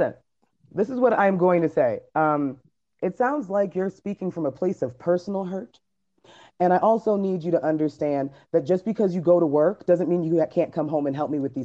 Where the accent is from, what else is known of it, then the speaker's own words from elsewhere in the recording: United States; this is where I'm from. I'm from America